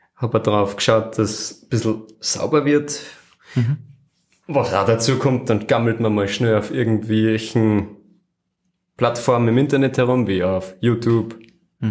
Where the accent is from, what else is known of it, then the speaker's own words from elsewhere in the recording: Flachgau, Salzburg, Austria; Aus einer Gegend, die nennt sich Nuster vom Hansberg mhm. und im Generellen aus dem Flachgau